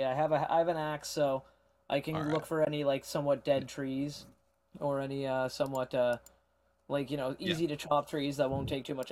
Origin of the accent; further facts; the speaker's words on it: Canada; As a Canadian